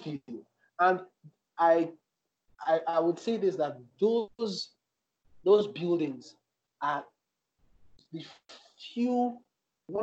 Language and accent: English; Lagos, Nigeria; I grew up in Apapa, Lagos, and Apapa has always been a hustling and bustling place